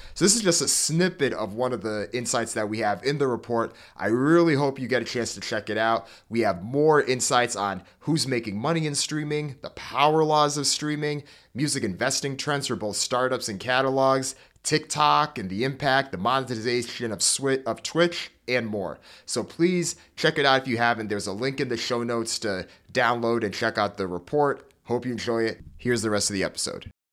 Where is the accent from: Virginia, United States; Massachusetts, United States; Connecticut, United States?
Connecticut, United States; Hartford; I grew up in Hartford, Connecticut